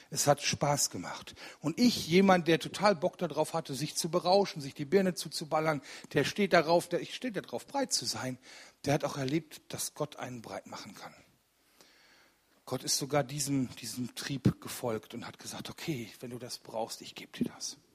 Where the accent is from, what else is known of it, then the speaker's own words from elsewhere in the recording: Rüggeberg, North Rhine-Westphalia, Germany; Ich komme aus Rüggeberg. Das ist bei Ennepetal ein kleines Kaff